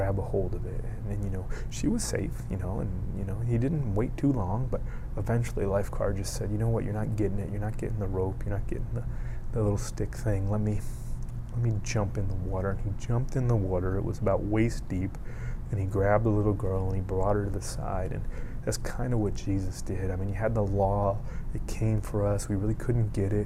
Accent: Miami, Florida, United States; I grew up in Miami.

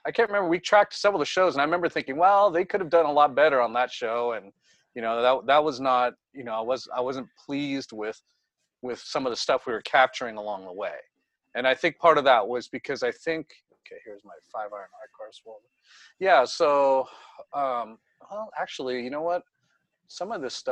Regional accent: the Bay Area, California, United States; I'm from the Bay Area

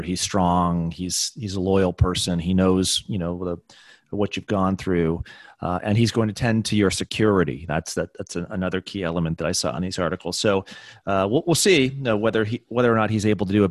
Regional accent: New Hampshire, United States; I grew up in New Hampshire

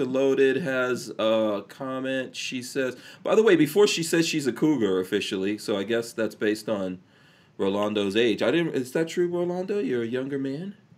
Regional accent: New York City, New York, United States; moved away; also born or lived in Guyana / England / Nigeria / New Jersey; I grew up in Far Rockaway

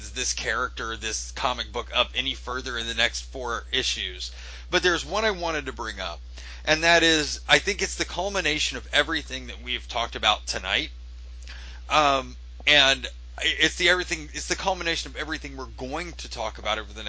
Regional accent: Ohio, United States; I'm from Ohio

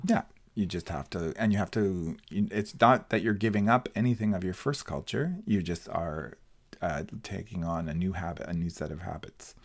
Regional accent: Colombia; English is a second language; moved away as an adult; now in Canada; I'm, uh, pleased or blessed for having been born and raised in Colombia

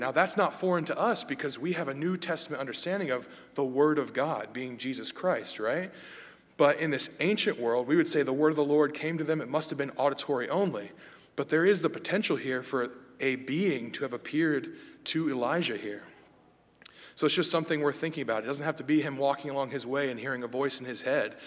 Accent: United States; me as an American

